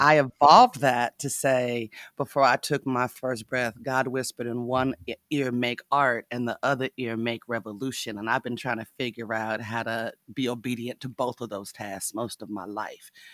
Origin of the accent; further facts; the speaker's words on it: Nevada, United States; I was raised in Nevada, my mama was a cowgirl, uh, I grew up sitting in, in cowboy bars